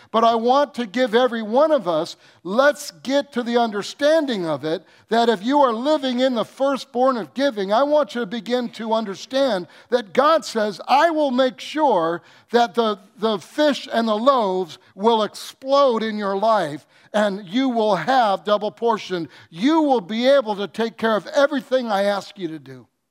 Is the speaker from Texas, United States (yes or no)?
no; Michigan, United States; moved away; I'm from Michigan